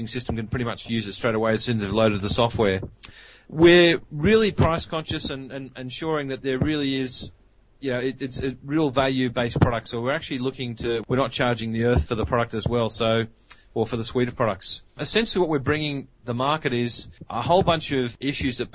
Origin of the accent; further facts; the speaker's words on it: Australia; accent: Australian; as you can actually hear by my accent, we're an Australian company.